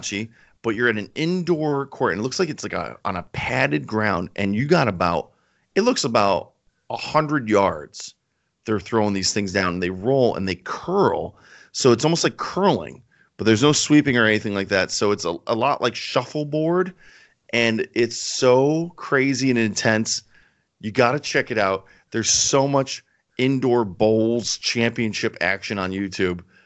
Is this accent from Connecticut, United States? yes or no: yes; Connecticut, United States; we're from Connecticut